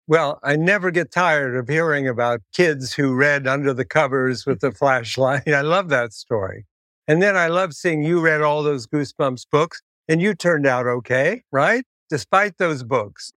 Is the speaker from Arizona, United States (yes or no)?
no; Columbus, Ohio, United States; moved away; I'm from Columbus, Ohio.